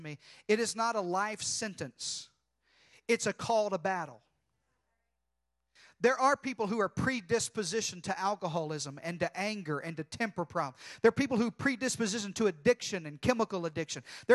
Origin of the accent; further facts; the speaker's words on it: Arkansas, United States; I was born and raised in Arkansas